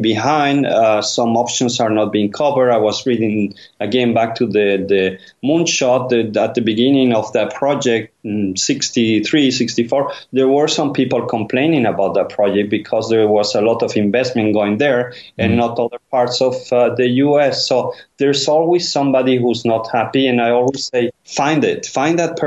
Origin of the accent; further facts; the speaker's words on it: Madrid, Community of Madrid, Spain; close to my country of origin, Spain. I'm from Madrid